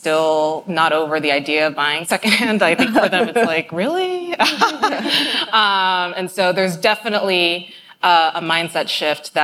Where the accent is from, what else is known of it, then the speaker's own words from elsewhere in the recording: New York City, New York, United States; I grew up in New York City, and like every good New Yorker